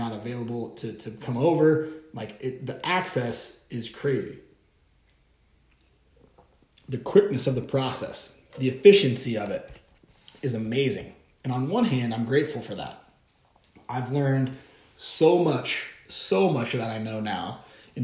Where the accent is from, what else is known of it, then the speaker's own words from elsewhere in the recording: Bellingham, Washington, United States; my hometown here in Bellingham